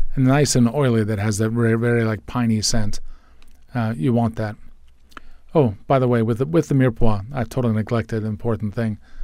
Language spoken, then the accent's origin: English; United States; I'm an American boy.